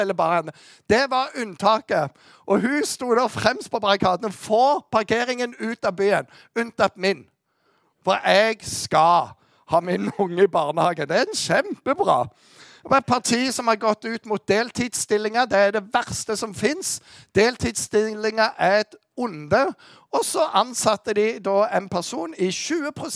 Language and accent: Norwegian; Western Norway, Norway; Jeg kommer fra Vestlandet